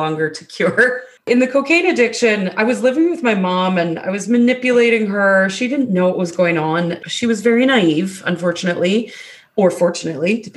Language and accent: English; Alberta, Canada; moved away as an adult; now in British Columbia, Canada; I'm actually in Canada. It was Alberta, Canada.